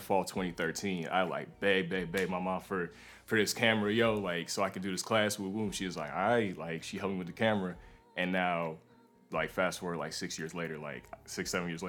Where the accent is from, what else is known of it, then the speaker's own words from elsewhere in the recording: Charlotte, North Carolina, United States; also born or lived in New York; So I was born in New York, but I moved around a lot as a kid, and last stop was Charlotte, North Carolina, and that's where I was from. That's where I claim.